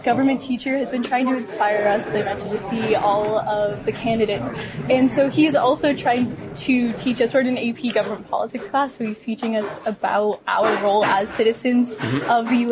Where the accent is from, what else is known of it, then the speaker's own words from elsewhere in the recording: Massachusetts, United States; I'm from Massachusetts